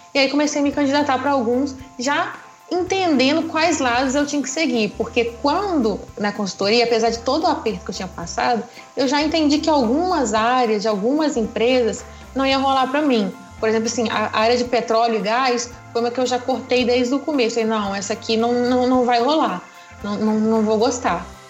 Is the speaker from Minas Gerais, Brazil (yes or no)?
yes; Muriaé, Minas Gerais, Brazil; eu sou aqui de Muriaé mesmo, nascida e criada em Muriaé